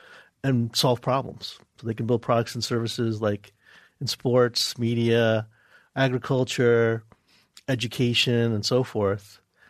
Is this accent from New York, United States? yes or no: yes; New York, United States; moved away; Where I'm originally from, New York.